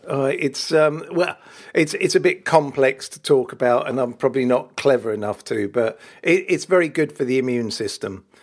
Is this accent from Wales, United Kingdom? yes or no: yes; Wales, United Kingdom; I am Welsh